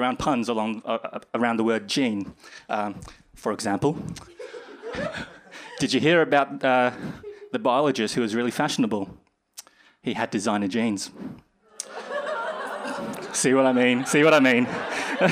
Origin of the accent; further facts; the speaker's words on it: Brisbane, Queensland, Australia; moved away as an adult; now in United Kingdom; I'm originally from Australia, in Brisbane, and I came here about 2 years ago to start my PhD